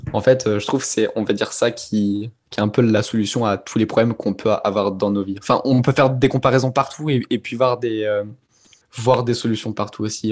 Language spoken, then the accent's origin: French; Auvergne-Rhône-Alpes, France; j'ai grandi en Auvergne